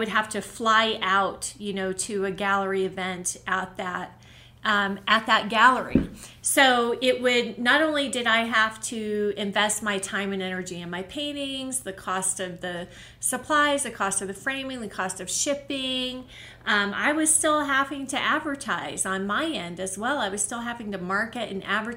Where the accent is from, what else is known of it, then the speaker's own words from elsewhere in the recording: Oklahoma City, Oklahoma, United States; moved away as an adult; now in Colorado, United States; the one gallery I had in Oklahoma, which was in my hometown, my home state, Oklahoma City, I lived there in that city